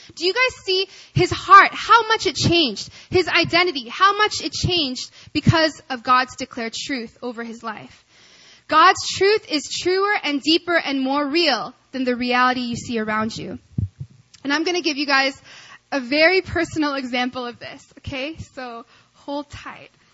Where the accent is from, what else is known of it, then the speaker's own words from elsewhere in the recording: Arkansas, United States; I grew up in Arkansas